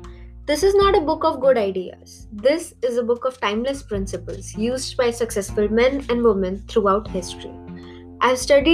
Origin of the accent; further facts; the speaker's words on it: Wheeling, West Virginia, United States; I grew up in Wheeling, West Virginia, where my dad worked in a florist shop where he made $8,000 a year.